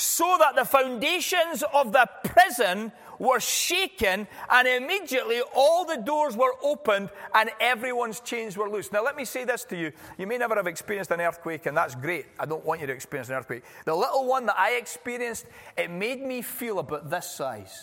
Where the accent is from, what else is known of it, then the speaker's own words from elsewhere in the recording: California, United States; I'm from California